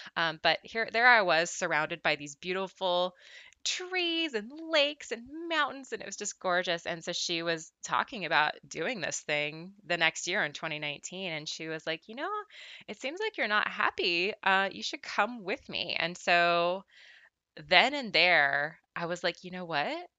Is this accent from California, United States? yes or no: yes; Southern California, United States; I'm from Southern California, uh, born and raised, I've never lived anywhere else.